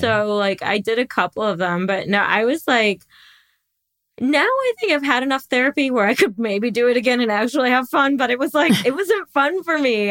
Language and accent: English; Midwest, United States; I grew up in the Midwest